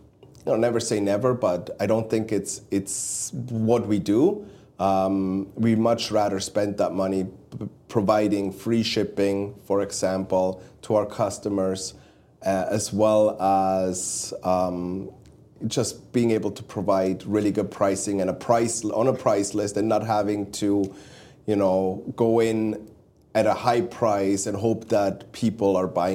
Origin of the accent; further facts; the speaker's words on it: Switzerland; Me growing up in Switzerland, you growing up in Stuttgart, around Stuttgart area, in Swabia.